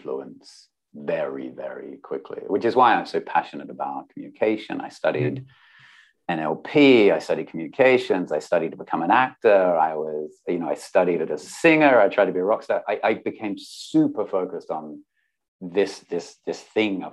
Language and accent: English; Pinnaroo, South Australia, Australia; I grew up in a country town in South Australia called Pinneroo